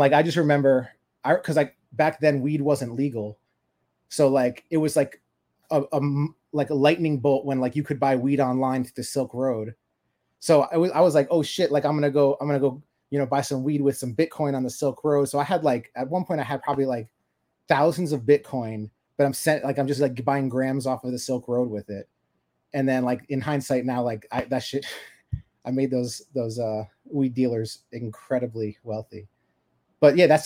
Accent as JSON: {"language": "English", "region": "Florida", "country": "United States", "said": "I'm originally from Florida"}